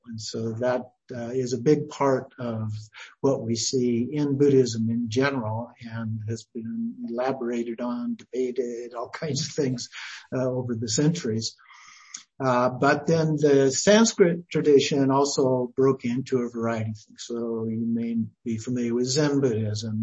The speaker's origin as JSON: {"language": "English", "region": "Idaho", "country": "United States", "tie": "born or raised there", "also_born_or_lived": "McMinnville, Oregon / Oregon", "moved": "as an adult", "said": "then we moved to Idaho where I was raised and went to uh, Idaho State University"}